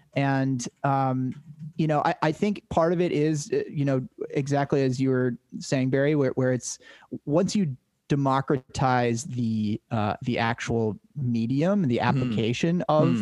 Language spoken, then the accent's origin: English; Cape Cod, Massachusetts, United States; born or raised there